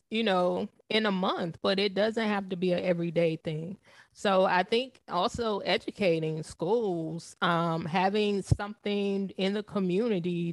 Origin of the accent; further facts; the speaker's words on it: the South, United States; growing up in the South, most of my family were heavy set people